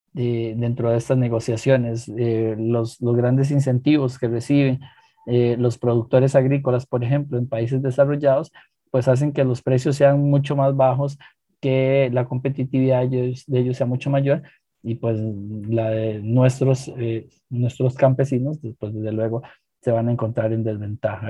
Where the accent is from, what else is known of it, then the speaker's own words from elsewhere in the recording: Costa Rica; nuestra identidad como costarricenses